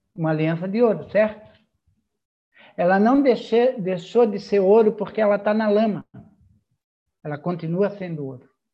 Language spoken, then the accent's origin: Portuguese; a city near Florianópolis, Santa Catarina, Brazil; accent: mané (Manezinho, Florianópolis island); Mesmo eu não sendo da ilha, eu sou de uma cidade aqui próxima